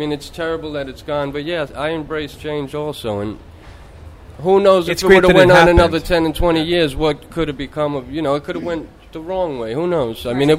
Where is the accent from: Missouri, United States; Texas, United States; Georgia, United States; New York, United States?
New York, United States; New Yorker? Yep.